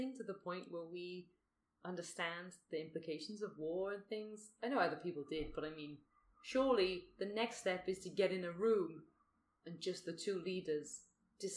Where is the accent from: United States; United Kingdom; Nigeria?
United Kingdom; now in Australia; I'm British